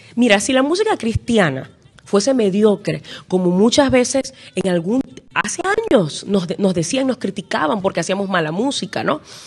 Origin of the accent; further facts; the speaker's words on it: Venezuela; en mi país, Venezuela